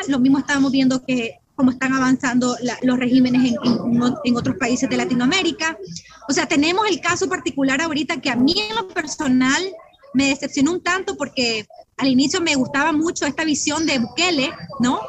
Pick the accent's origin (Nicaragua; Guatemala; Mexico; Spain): Nicaragua; now in United States; soy nicaragüense